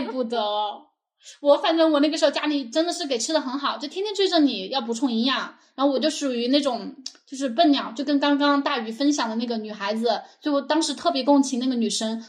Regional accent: Meishan, Sichuan, China; 我老家是眉山的嘛

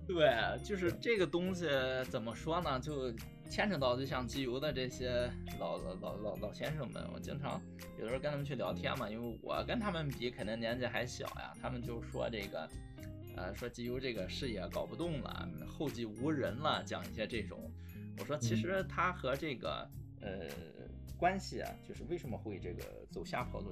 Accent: Qingdao, Shandong, China; 因为当时是正好我们在青岛嘛，从小在青岛长大的

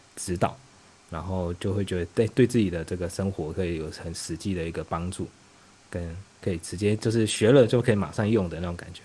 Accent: Taiwan; also born or lived in Beijing, China; now in Shanghai, China; 我是来自对岸的同胞，然后我之前在北京干了七年的互联网产品

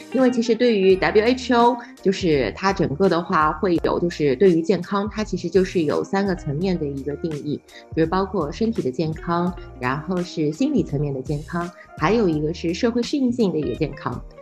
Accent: Shanghai, China; 我是上海人

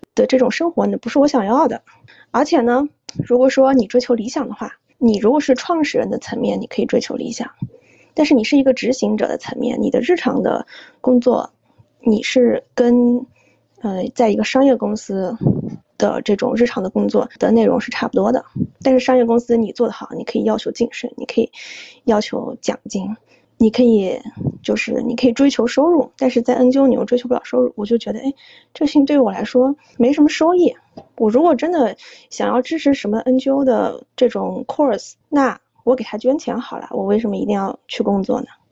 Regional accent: China; moved away as an adult; also born or lived in Hong Kong; 我不仅是女性，我还出生在中国，我不，然后我在中国我也没有出生在北京、上海

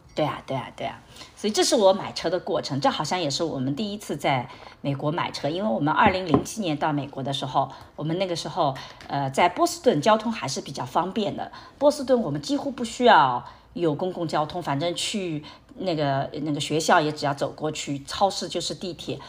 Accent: Shanghai, China; moved away as an adult; now in United States; 我是来自上海的

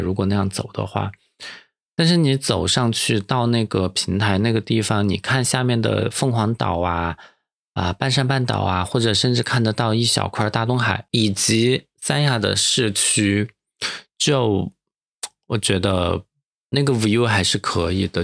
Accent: Dujiangyan, Sichuan, China; now in Sanya, China; 我来自成都旁边的卫星成都这样验尸

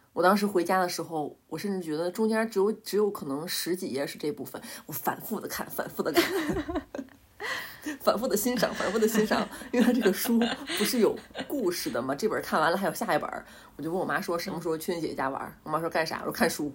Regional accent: Northeast China, China; 我们都是东北人

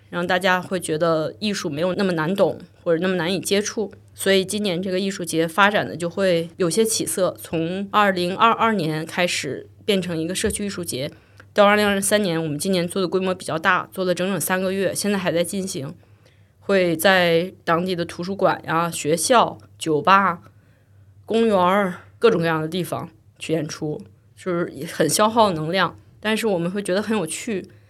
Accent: China; now in United Kingdom; 我作为一个中国制作人，在英国生活和工作

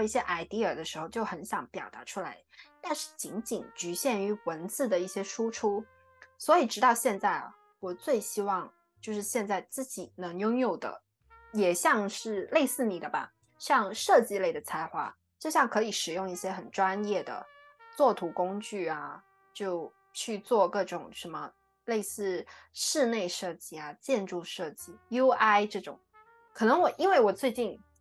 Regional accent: Guangdong, China; moved away as an adult; also born or lived in Australia; 我们是土生土长的广东女孩

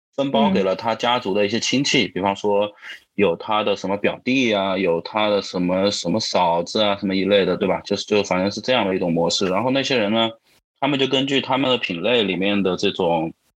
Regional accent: Wuhan, Hubei, China; now in Shenzhen, China; 我是这个湖北武汉人

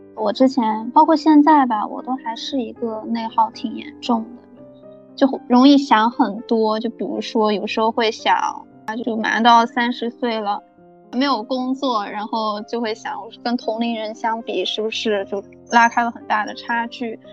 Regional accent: southern China, China; accent: southern; 明显听口音能听出来我是南方人

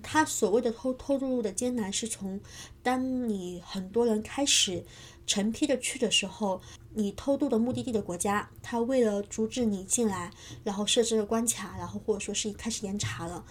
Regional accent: Changle, Fujian, China; moved away; 我是福建长乐人

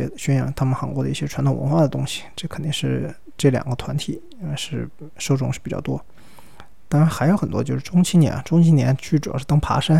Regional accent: Sichuan, China; accent: Sichuanese Mandarin (Chuanpu); 这三个字对我们四川话四川人真的很痛苦。我们的川普不分那个平翘舌音的，我如果说四川话就变成“福斯斯”

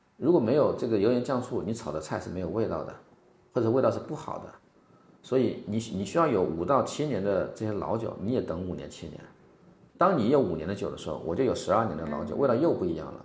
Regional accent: China; also born or lived in Beijing; now in Hainan, China; 我们中国人

